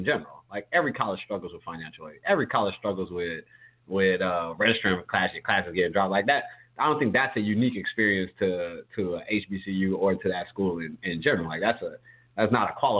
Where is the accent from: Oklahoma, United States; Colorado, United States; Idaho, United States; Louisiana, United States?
Louisiana, United States; home town of Southern University; which is based in my hometown